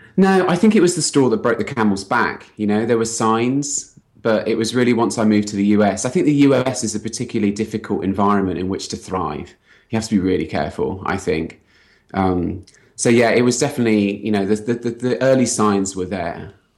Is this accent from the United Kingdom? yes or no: yes; United Kingdom; accent: British; moved away as an adult; also born or lived in London; now in San Francisco, United States; I'm British. I came here from London